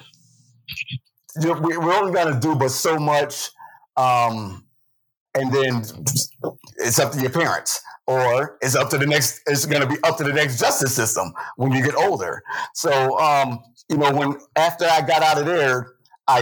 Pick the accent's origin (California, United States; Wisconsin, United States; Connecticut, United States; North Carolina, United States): Connecticut, United States; New Haven; I've been here all my life. I'm 50 years old. So besides that, my story is, I pretty much grew up here in the city